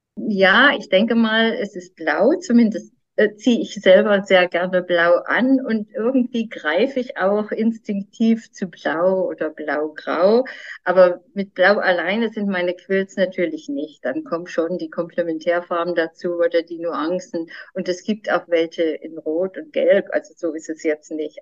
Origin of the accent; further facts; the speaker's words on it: Mecklenburg-Vorpommern, Germany; bei uns in Mecklenburg, im, im hohen Norden